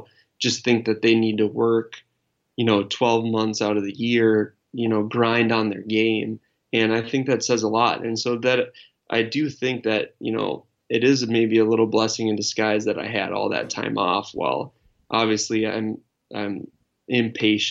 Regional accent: Wisconsin, United States; when I was growing up in Wisconsin

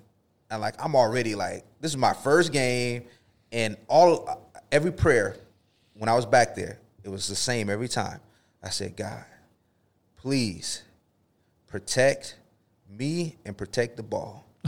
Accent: Lakeland, Florida, United States; I grew up in Florida, Lakeland, Florida, where, you know, a couple of miles, my dad would take us to training camp for the Bucks

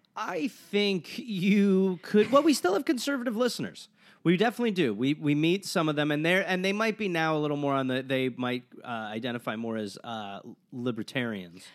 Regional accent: Wisconsin, United States; I grew up in Wisconsin

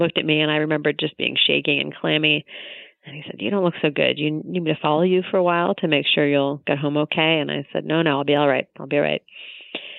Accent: Tacoma, Washington, United States; my hometown of Tacoma

